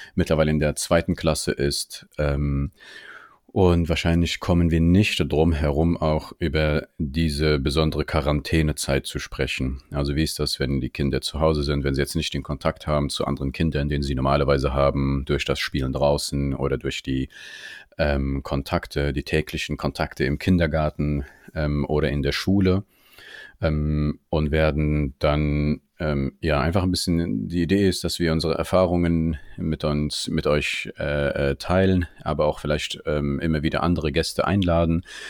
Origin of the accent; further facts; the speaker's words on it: Germany; Ich bin auch hier in Deutschland geboren und aufgewachsen